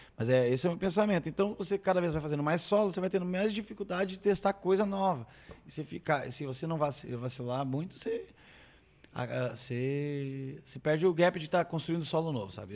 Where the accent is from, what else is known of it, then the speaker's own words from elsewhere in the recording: Brazil; estou velho e sou brasileiro preguiçoso